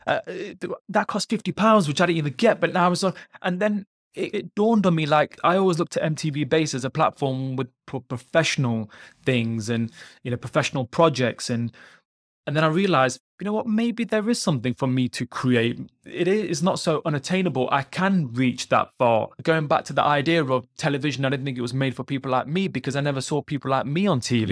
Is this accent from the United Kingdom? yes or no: yes; United Kingdom; I'm British Punjabi, British Indian, Sikh